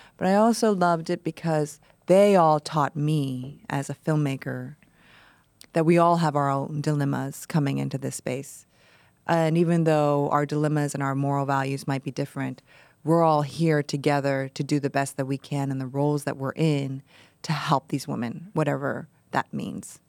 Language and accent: English; Ohio, United States; I grew up in Ohio